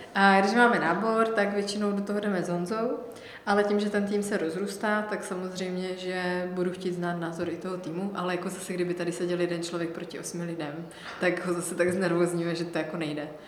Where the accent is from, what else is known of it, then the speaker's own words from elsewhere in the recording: Olomouc Region, Czechia; já jsem od Olomouce